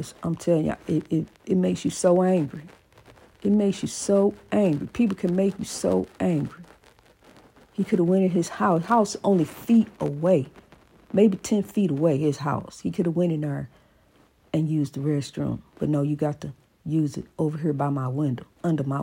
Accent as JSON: {"language": "English", "town": "East St. Louis", "region": "Illinois", "country": "United States", "tie": "born or raised there", "said": "my hometown of East St. Louis"}